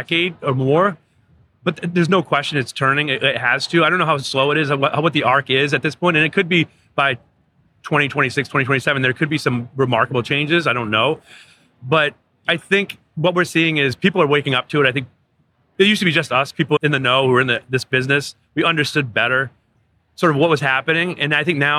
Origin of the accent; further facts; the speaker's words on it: Waterville, Maine, United States; I grew up in Waterville, Maine, 2.5 miles from Colby College. And I was a townie